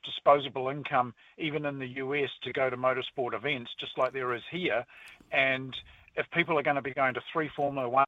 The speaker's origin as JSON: {"language": "English", "country": "New Zealand"}